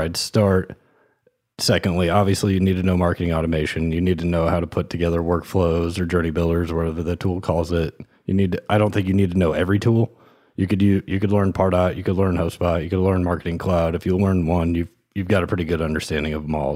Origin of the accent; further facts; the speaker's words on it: Kansas, United States; moved away; I grew up in Kansas. Uh, my family lived in the suburbs on the Kansas side.